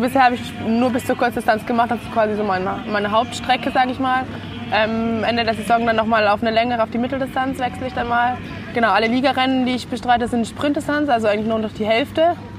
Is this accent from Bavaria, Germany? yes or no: yes; Zirndorf, Bavaria, Germany; ich komme aus Zürndorf, ist ja quasi eigentlich um die Ecke